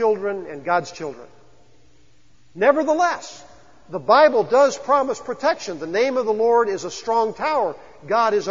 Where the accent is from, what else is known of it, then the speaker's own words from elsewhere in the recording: the Ozarks, United States; we're from the Ozarks